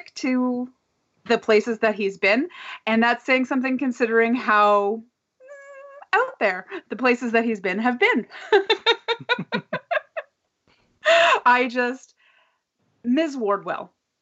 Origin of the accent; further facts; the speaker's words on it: Canada; as a Canadian